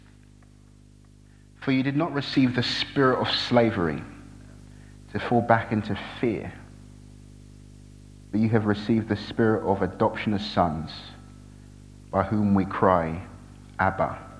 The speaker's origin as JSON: {"language": "English", "town": "Brighton", "region": "South East England", "country": "United Kingdom", "also_born_or_lived": "Nigeria", "said": "I'm from Brighton."}